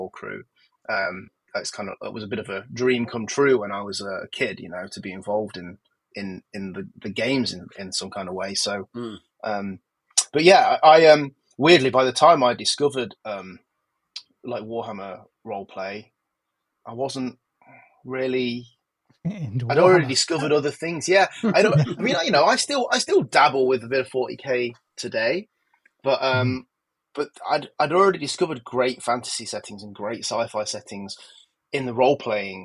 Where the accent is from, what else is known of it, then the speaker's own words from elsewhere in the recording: Nottingham, East Midlands, United Kingdom; I grew up in Nottingham, and in the sort of 80s and 90s in Nottingham